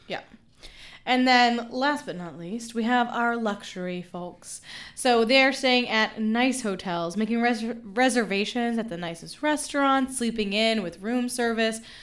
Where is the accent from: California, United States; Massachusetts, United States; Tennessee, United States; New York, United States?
Tennessee, United States; Memphis; moved away; my hometown of Memphis